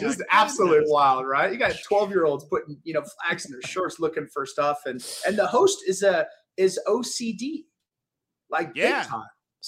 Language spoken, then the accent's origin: English; Dallas, Texas, United States; I'm from Dallas